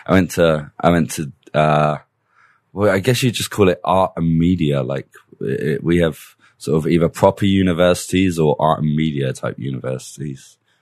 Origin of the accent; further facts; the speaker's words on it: Middlesex, London, United Kingdom; accent: British; moved away; I was born in Middlesex.